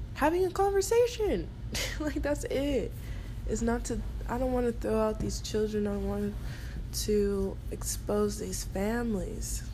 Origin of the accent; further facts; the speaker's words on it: United States; I am American